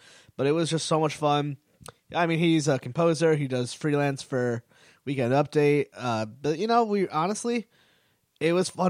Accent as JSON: {"language": "English", "town": "Wallingford", "region": "Connecticut", "country": "United States", "tie": "born or raised there", "said": "which is kind of where I grew up around near Meriden, was in Wallingford."}